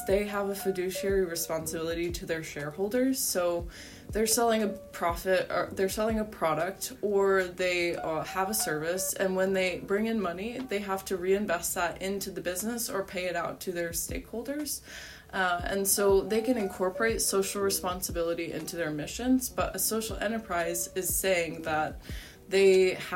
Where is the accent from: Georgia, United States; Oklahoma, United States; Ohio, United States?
Ohio, United States; Cincinnati; growing up in Cincinnati